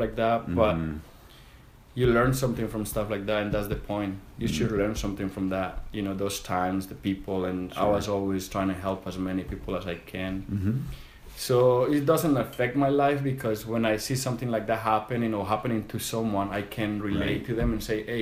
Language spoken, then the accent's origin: English; Colombia; English is a second language; now in Connecticut, United States